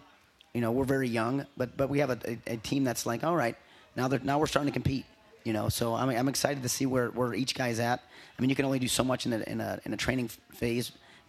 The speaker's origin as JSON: {"language": "English", "town": "Buffalo", "region": "New York", "country": "United States", "also_born_or_lived": "Edinboro, Pennsylvania / Columbus, Ohio", "moved": "as an adult", "lives_now": "Norman, United States", "said": "I'm originally from New York. I'm outside of Buffalo."}